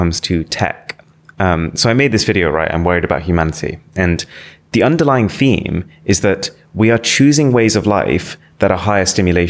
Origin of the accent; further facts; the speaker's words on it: Nottingham, East Midlands, United Kingdom; I was born in Nottingham. Yeah. I've grown up in Nottingham. It's like my hometown.